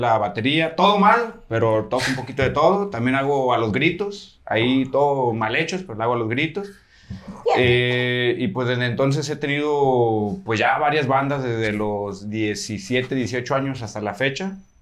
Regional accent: Pegueros, Jalisco, Mexico; de allá de mi pueblo en Pegueros

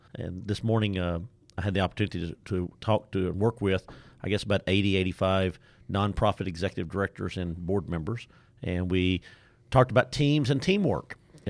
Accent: Nacogdoches, Texas, United States; accent: Deep East Texas; I am not from Waco, Texas by my accent. You can tell I'm from Deep East Texas, Nacogdoches, Texas.

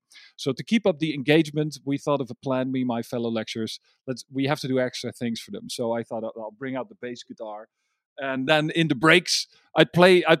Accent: Amsterdam, North Holland, Netherlands; English is a second language; I am from Amsterdam, the Netherlands

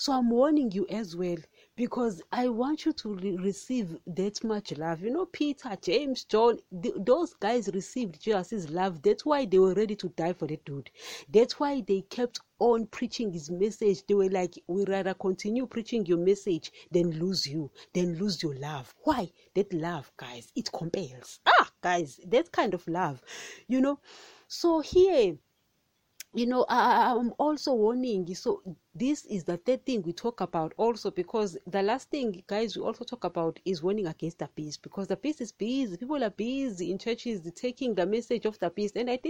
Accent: Nigeria; You know, I'm a Nigerian today.

